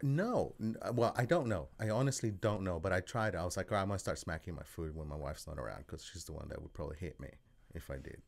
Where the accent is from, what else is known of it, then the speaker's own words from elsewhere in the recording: Australia; moved away as an adult; also born or lived in El Salvador; now in Kansas City, United States; I'm originally from El Salvador, and then I was raised in Australia and then came here.